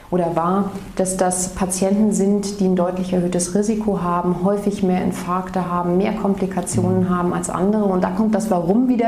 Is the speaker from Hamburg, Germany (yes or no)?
no; Mainz, Rhineland-Palatinate, Germany; moved away as an adult; also born or lived in Ulm; Genau, ich bin mhm. aufgewachsen in Mainz, bin dann zum mhm. Medizinstudium nach Ulm gegangen.